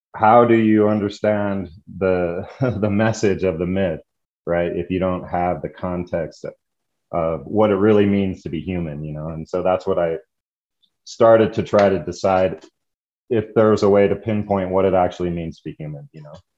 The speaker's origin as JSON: {"language": "English", "area": "the West", "region": "northern New Mexico", "country": "United States", "tie": "born or raised there", "said": "growing up in the West and being uh, the child of hippies, uh, my dad was in Vietnam. When he came back, he, uh, you know, did an about face on all of his thinking, basically, and moved my brother and I and my mom uh, to New Mexico to join a commune."}